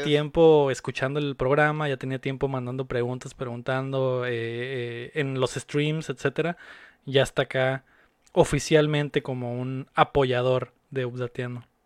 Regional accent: Mexico City, Mexico; now in Mexicali, Mexico; yo también soy de la, de la Ciudad de México, aunque vivo acá en, en Mexicali

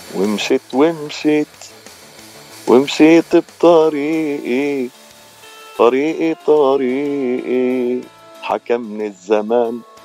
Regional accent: Palestine; moved away as an adult; also born or lived in San Francisco, United States; now in Los Angeles, United States; من فلسطين آه صار لي بالاغتراب من 2002 تقريبا 20 سنه

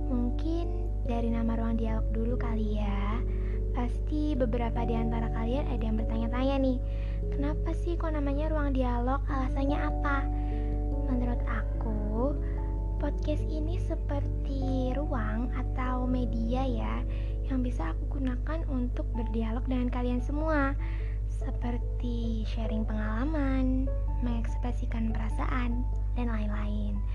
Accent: Serang, Banten, Indonesia; born there; Aku lahir di Serang tanggal 16 Oktober 2003.

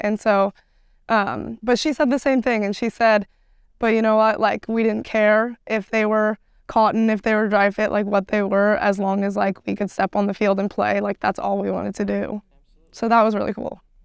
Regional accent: Portland, Oregon, United States; I'm from Portland

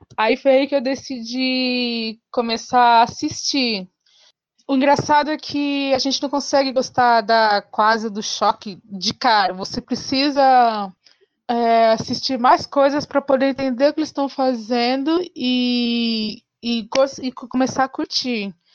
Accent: São Paulo, Brazil; eu sou de São Paulo, capital.

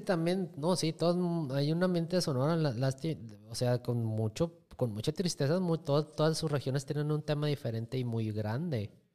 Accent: Mexico; yo como mexicanos nos gusta que nos den esos estereotipos

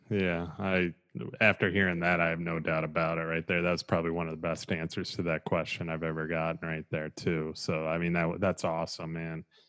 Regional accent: Midwest, United States; moved away; I'm originally from the Midwest

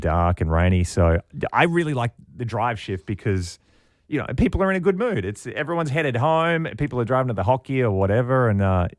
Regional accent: Australia; now in Canada; I'll never be able to go back to Australia because people won't think I'm Australian.

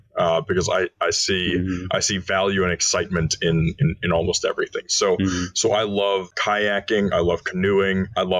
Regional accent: Maryland, United States; I hail from Maryland. I live outside of Washington, D.C.

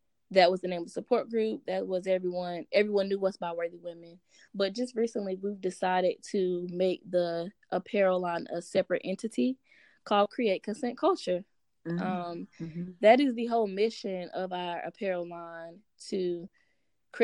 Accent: Greenville, North Carolina, United States; I was born and raised in Greenville, North Carolina, the 252.

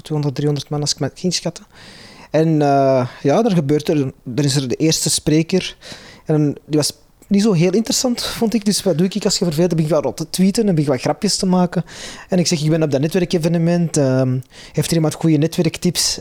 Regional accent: Antwerp, Flanders, Belgium; Ik ben in Antwerpen opgegroeid

